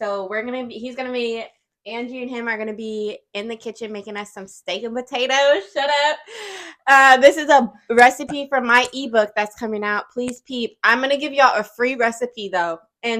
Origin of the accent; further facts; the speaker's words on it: Jamaica; I'm Jamaican.